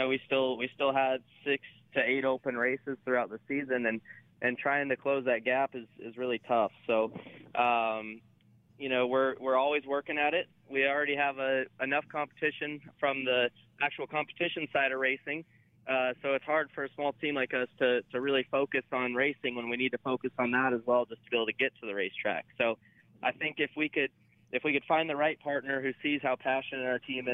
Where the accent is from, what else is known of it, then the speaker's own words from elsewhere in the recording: Grimes, Iowa, United States; my home state at the Iowa Speedway